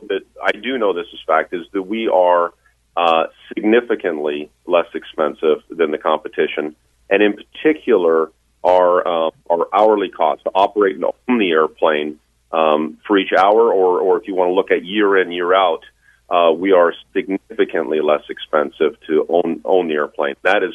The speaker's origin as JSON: {"language": "English", "town": "Queenston", "region": "Ontario", "country": "Canada", "tie": "born or raised there", "also_born_or_lived": "Niagara Falls / Kingston / Cold Lake / Patuxent River", "moved": "as an adult", "said": "I'm from Niagara Falls. In fact, grew up in Queenston, Ontario, and Niagara Lake is my stomping grounds."}